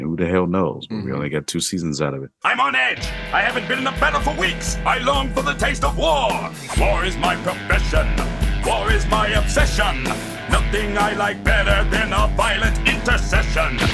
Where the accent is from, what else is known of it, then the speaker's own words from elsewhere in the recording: Missouri, United States; Missouri, mm-hmm. my home state